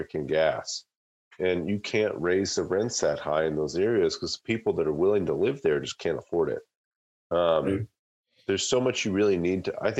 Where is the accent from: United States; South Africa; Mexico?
United States; Louisville, Kentucky; I'm from Louisville, Kentucky